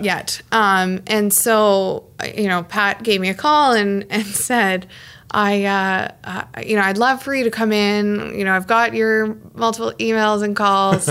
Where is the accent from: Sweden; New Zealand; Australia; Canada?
Canada; Ottawa, Ontario; also born or lived in Toronto; I'm from Kanata